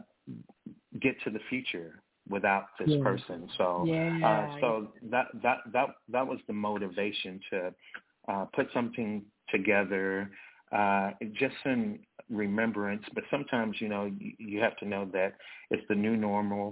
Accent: Dumas, Arkansas, United States; also born or lived in Kansas City; now in Little Rock, United States; Dumas, Arkansas was the town that I grew up

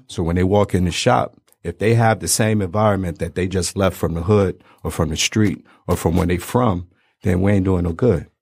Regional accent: Detroit, Michigan, United States; also born or lived in Brooklyn, New York; we moved out here and I went to school out here, went to barber school out here. So, three one three seven mile.

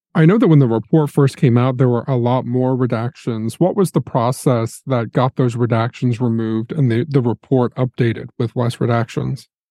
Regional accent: Indiana, United States; I'm from Indiana. I am not from Maryland

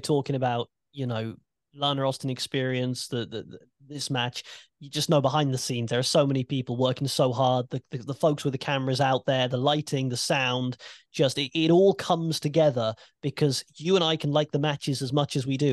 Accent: United Kingdom; as a British wrestling fan

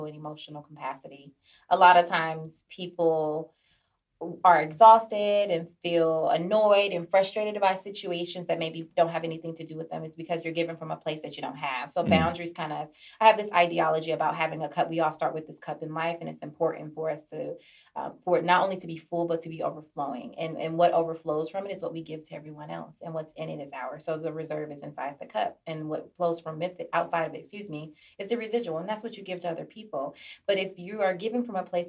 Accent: Detroit, Michigan, United States; moved away as an adult; also born or lived in Norfolk, Virginia; now in San Diego, United States; I'm originally from Detroit, Michigan. I moved here to San Diego in 2017 after I graduated from grad school.

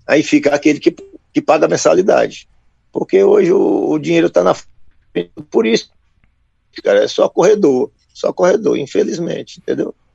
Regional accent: São Francisco, Minas Gerais, Brazil; Eu sou do norte de Minas, São Francisco, cidade na beira do Velho Chico

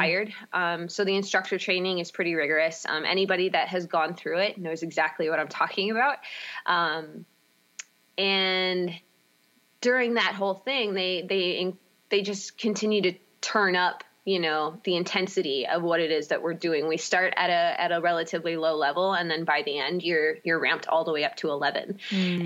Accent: Baldwin, Wisconsin, United States; also born or lived in St. Paul, Minnesota; I grew up in Baldwin, Wisconsin.

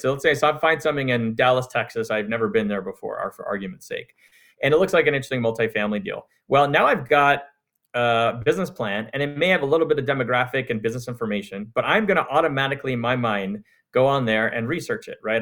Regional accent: Montreal, Quebec, Canada; now in United States; I'm from Canada. I grew up in Montreal

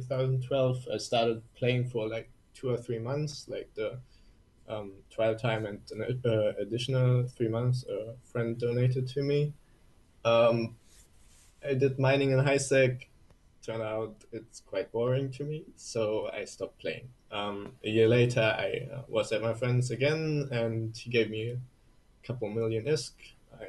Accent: Germany; English is a second language; I'm from Germany

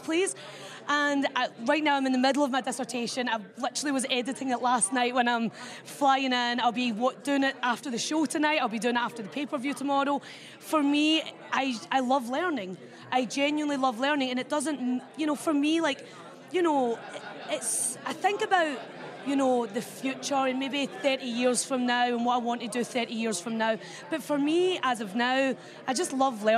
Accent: Scotland, United Kingdom; I'm from Scotland

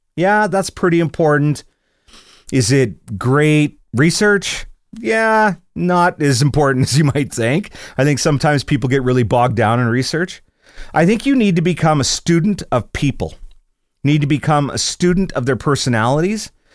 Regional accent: Scotland, United Kingdom; I'm Scottish

